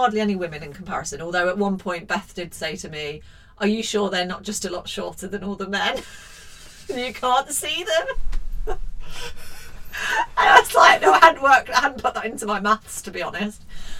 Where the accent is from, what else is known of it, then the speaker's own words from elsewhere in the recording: Leicester, East Midlands, United Kingdom; I was born in Leicester.